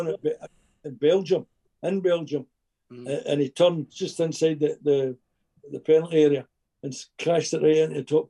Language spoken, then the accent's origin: English; Rutherglen, Scotland, United Kingdom; Rutherglen, my hometown